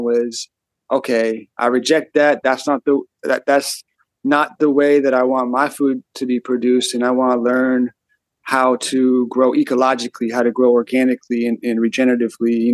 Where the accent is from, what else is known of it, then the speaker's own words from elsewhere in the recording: Auburn, California, United States; I grew up in Auburn